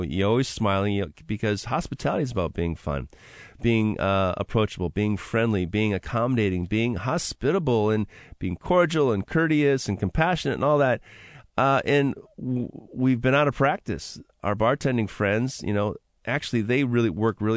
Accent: Seattle, Washington, United States; right there in my hometown of West Seattle

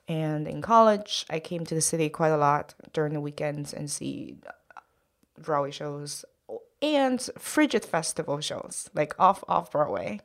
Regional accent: Shanghai, China; English is a second language; moved away as an adult; now in New York, United States; my parents and myself are all from Shanghai, China

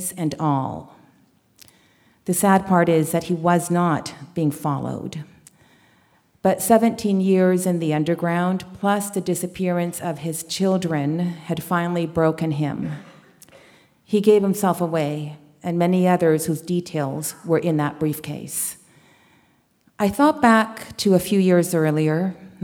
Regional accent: Canada; also born or lived in Chile; I was born in Chile and raised in Canada.

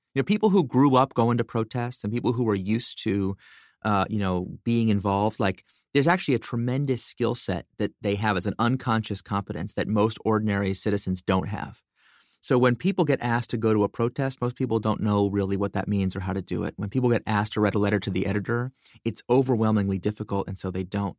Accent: United States; I grew up in America. You know, I'm an American citizen.

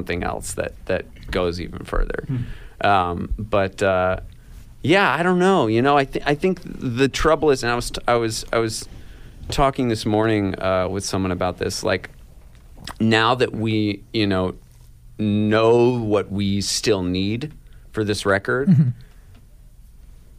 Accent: Ithaca, New York, United States; also born or lived in Seattle, Washington; when Casey and I were really little and we moved from Seattle to Ithaca

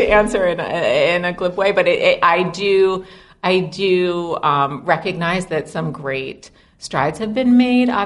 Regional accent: New York City, New York, United States; I grew up in Brooklyn

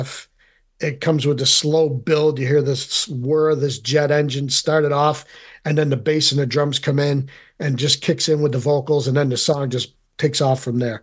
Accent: Rome, New York, United States; being from Central New York, I'm originally from Rome

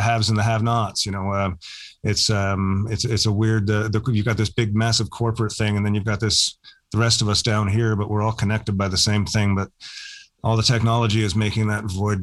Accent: St. John's, Newfoundland and Labrador, Canada; I grew up in St. John's

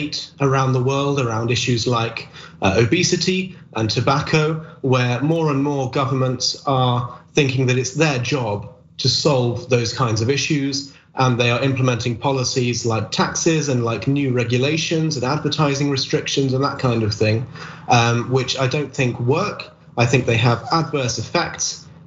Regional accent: United Kingdom; my home country in the UK

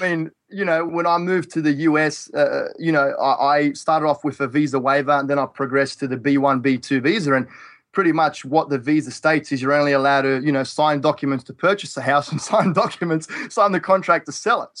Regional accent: Australia; now in Toledo, Ohio, United States; I'm from Australia.

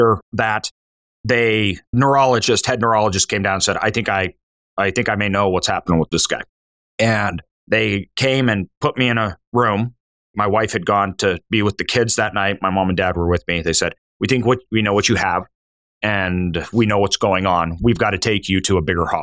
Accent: Idaho, United States; I'm from Idaho.

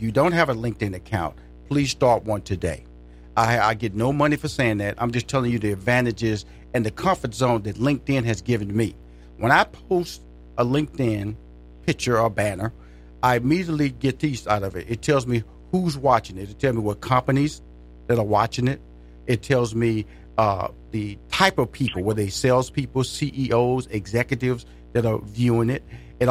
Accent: Houston, Texas, United States; now in Atlanta, United States; I'm from Houston and also live in Atlanta, where the headquarters of the Steve Harvey Radio Network was based in Atlanta.

